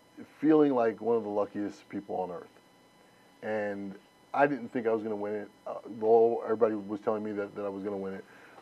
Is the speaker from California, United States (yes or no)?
no; New York, United States; I'm a New Yorker